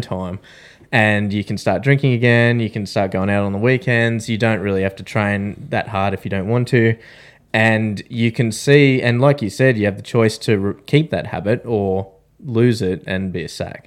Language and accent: English; Australia; we're three Australian veterans